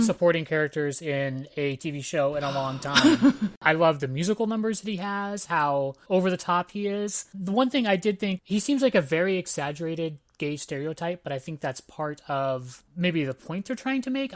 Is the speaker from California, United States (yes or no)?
yes; Antioch, California, United States; I grew up in Antioch, California